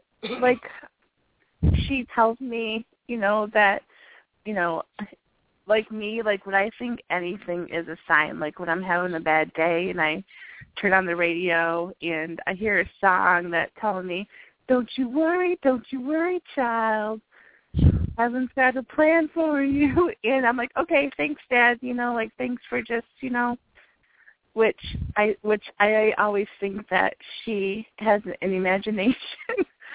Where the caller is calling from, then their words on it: Midland, Michigan, United States; calling from Midland, Michigan.